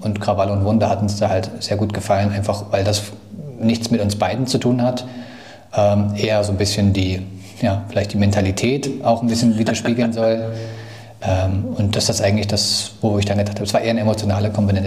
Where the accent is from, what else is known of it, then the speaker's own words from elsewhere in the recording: Thuringia, Germany; moved away as an adult; now in Dresden, Germany; ich komme aus Dresden, bin ursprünglich aus Thüringen, aber bin zum Studium nach Dresden gezogen